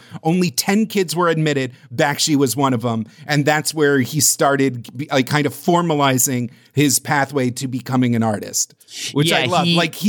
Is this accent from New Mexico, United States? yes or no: no; New Rochelle, New York, United States; my hometown of New Rochelle, New York.